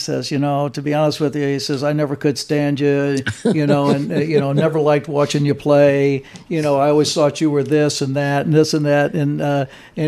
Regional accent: East St. Louis, Illinois, United States; now in California, United States; growing up in East St. Louis and, you know, things that happened when, you know, when I was young, and then things that happened when I moved to California

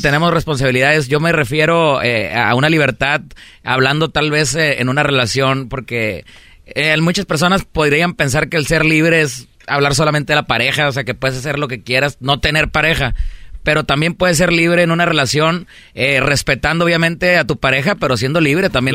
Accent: Monterrey, Nuevo León, Mexico; yo soy de Monterrey, Nuevo León

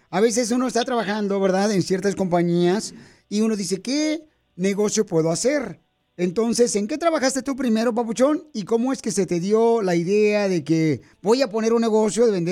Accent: Mexico City, Mexico; now in Modesto, United States; porque aquí venimos de la Ciudad de México a Modesto, Estados Unidos.

